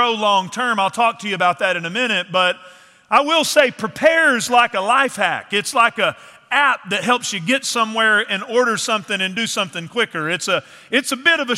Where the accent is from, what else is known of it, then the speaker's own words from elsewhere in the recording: East Texas, United States; moved away; I grew up in East Texas in the piney woods.